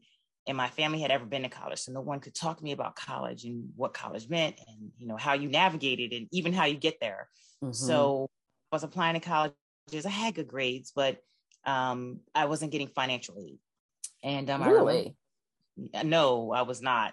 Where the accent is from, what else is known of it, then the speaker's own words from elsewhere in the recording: Camden, New Jersey, United States; born and raised in Camden, New Jersey